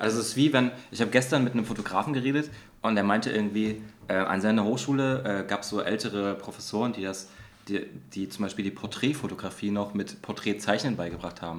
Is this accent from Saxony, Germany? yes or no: yes; Dresden, Saxony, Germany; bei uns in Dresden an der Kunsthochschule